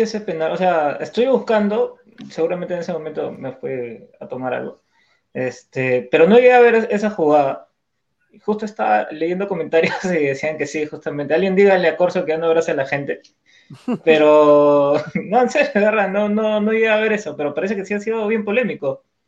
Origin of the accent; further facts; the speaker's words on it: Peru; como peruano te duele, pues, te ver a un equipo este, de tu país que este, te representa